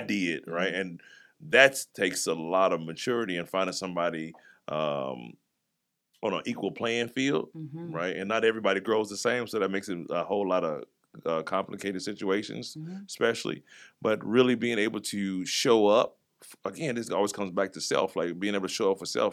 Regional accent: East St. Louis, Illinois, United States; also born or lived in Kansas City; now in Jacksonville, United States; I grew up in East St. Louis and, mm-hmm. and Kansas City

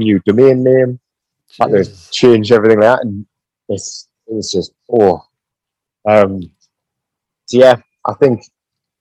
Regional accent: United Kingdom; our gym's based in my hometown

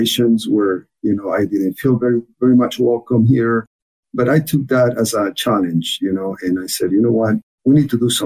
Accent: Ecuador; accent: very thick accent; English is a second language; moved away as an adult; also born or lived in Michigan; now in United States; I was born and raised in Ecuador

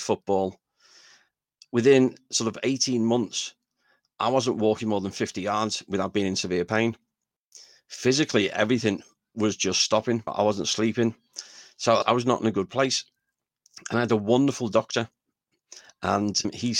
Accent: Liverpool, North West England, United Kingdom; I was just coming from the Dingle

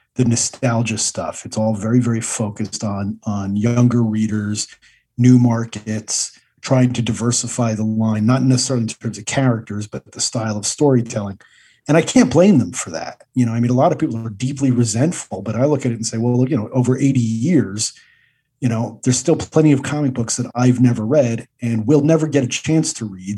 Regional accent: New Jersey, United States; I grew up in New Jer- in New Jersey in the seventies

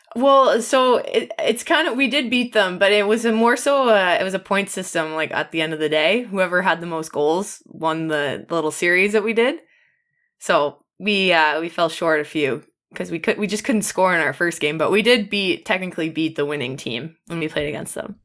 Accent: Ottawa, Ontario, Canada; moved away as an adult; also born or lived in Syracuse / Toronto; I'm from Canada. I'm from Ottawa originally.

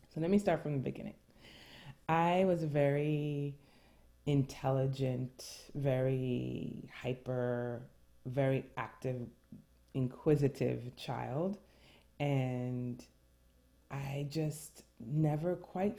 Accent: New York City, New York, United States; first language French; English is a second language; I was born and raised in New York City, first generation American

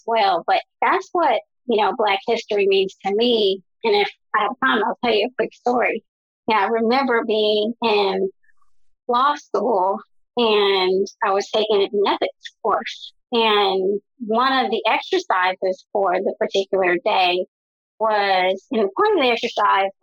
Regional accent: Chicago, Illinois, United States; I am from Chicago, and my family migrated from North Carolina to Chicago

